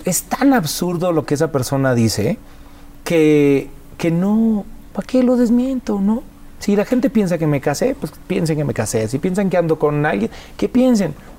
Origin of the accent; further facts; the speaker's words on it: Mexico; nosotros los mexicanos